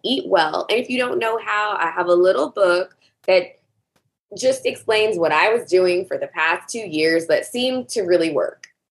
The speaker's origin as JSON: {"language": "English", "region": "the South", "country": "United States", "tie": "born or raised there", "said": "I grew up in the South"}